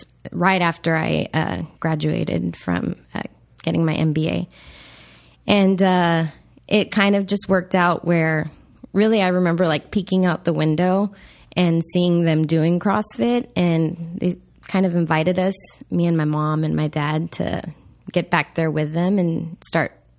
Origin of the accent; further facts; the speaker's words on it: Laredo, Texas, United States; moved away; We grew up in Texas on the border, Laredo.